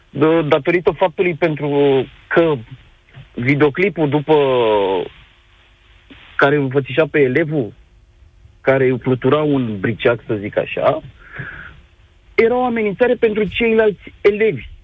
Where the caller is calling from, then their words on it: Bucharest, Romania; Uh, bună ziua, sunt din București